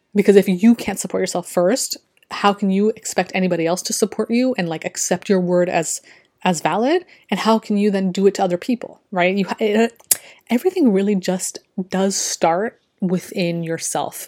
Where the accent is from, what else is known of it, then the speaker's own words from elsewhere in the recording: Canada; I'm from Canada